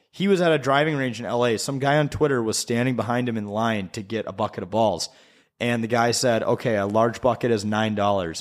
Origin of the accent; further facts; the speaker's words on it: Wisconsin, United States; I grew up in Wisconsin